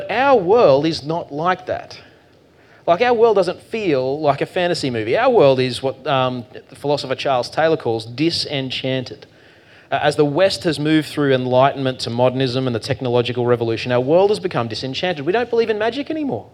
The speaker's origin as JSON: {"language": "English", "region": "Queensland", "country": "Australia", "said": "I'm from Queensland"}